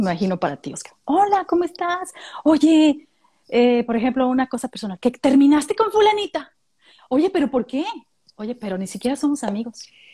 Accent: Mexico; now in Australia; soy mexicana australiana, ¿no? Porque ya con eso le, dices, le estoy diciendo, si soy de México, pero, también, soy de aquí

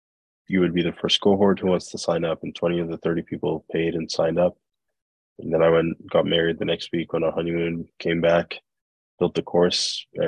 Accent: Nigeria; moved away as an adult; also born or lived in Belgium / United States; now in Canada; growing up in Nigeria, we started moving around a lot. We moved to Belgium, the States, moved back to Nigeria. And then I moved to Canada by myself in 2010 for school.

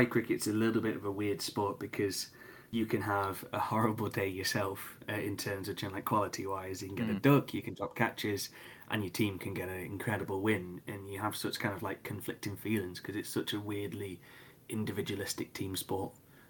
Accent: United Kingdom; I think, yeah, being British does help in that sense.

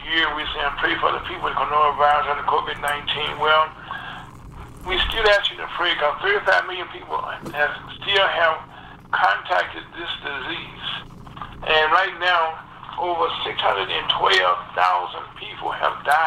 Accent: Delta, Louisiana, United States; I was born in Delta, Louisiana, down in the Delta, and that's the lowland

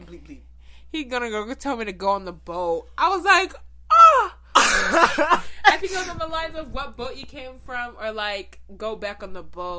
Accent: United States; And I'm from America.

